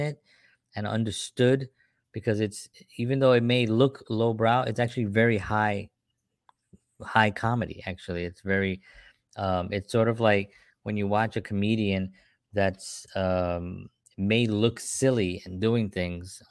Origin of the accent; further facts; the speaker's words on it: Puerto Rico; I'm Puerto Rican